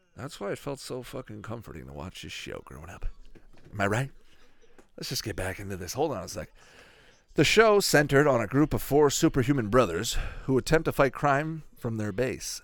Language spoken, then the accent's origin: English; Canada; I'm from Canada here.